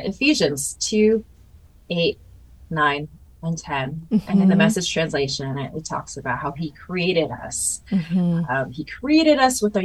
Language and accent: English; United States; first language Mandarin; English is a second language; my identity as Taiwanese